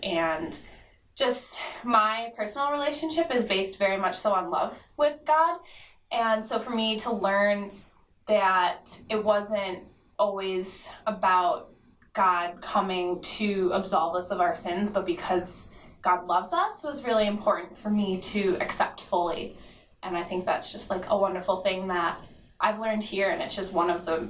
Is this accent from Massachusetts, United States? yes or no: no; Buffalo, New York, United States; I am from Buffalo, New York.